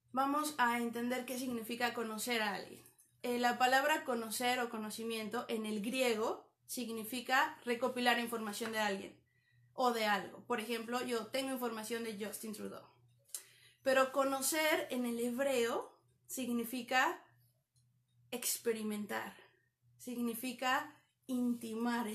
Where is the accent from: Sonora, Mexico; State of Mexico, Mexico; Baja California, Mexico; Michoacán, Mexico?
State of Mexico, Mexico; Toluca; moved away as an adult; now in Canada; Soy de México, de la ciudad de Toluca.